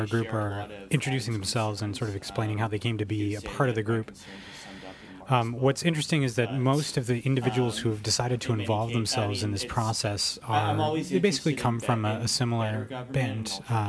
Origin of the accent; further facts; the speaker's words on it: Alberta, Canada; our experiences growing up in Alberta.